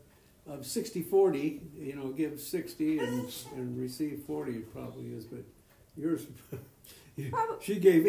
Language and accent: English; California, United States; born there; now in Eagle, United States; I was originally from, I was born in Southern California.